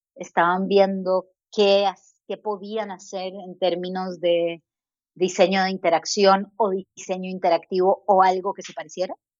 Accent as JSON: {"language": "Spanish", "country": "Costa Rica", "also_born_or_lived": "United States / Chile", "moved": "as an adult", "said": "Soy costarricense, mi familia es chilena"}